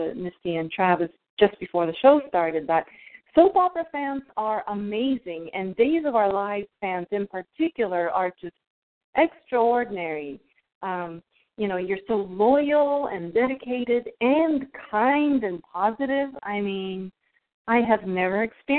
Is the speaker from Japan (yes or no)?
yes; Japan; now in United States; I was actually born and raised in Japan